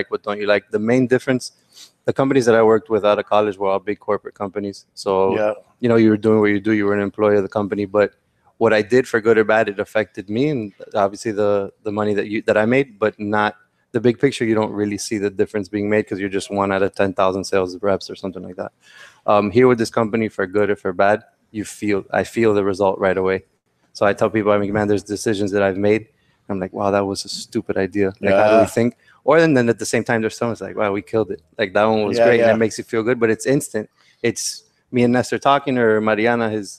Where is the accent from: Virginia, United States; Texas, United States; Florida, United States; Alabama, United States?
Florida, United States; Miami; I was born here in the United States